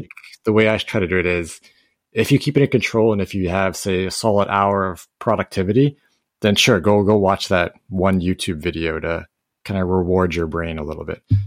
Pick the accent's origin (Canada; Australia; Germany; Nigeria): Canada; I'm Canadian